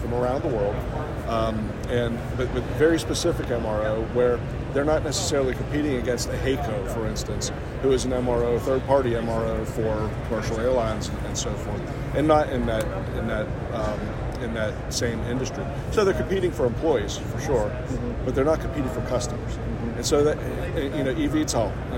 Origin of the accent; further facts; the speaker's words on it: Pittsburgh, Pennsylvania, United States; moved away as an adult; now in North Carolina, United States; I'm from Pittsburgh originally. My wife and I moved there 25 years ago